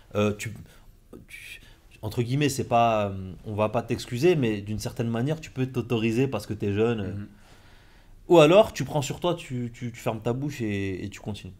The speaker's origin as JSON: {"language": "French", "town": "Compiègne", "region": "Hauts-de-France", "country": "France", "tie": "born or raised there", "moved": "yes", "said": "j'étais à Compiègne. Je suis né à Compiègne, mhm. j'ai fait mes études là-bas."}